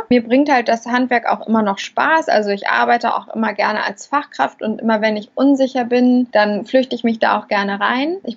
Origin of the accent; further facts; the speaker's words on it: Hamburg, Germany; Ja, also ich bin … Ich komme aus Hamburg, betreibe dort ein Restaurant seit jetzt beinahe vier Jahren